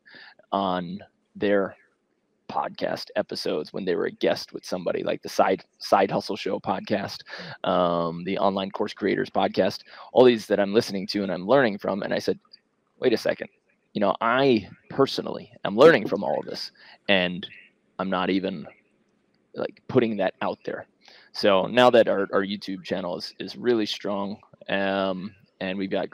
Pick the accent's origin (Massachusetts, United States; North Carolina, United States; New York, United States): New York, United States; New York City; moved away; I'm from Queens